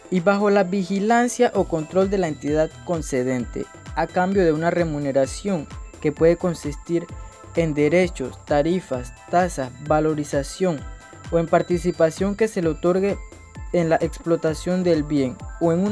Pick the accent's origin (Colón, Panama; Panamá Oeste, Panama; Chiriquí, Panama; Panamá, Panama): Colón, Panama; soy de Colón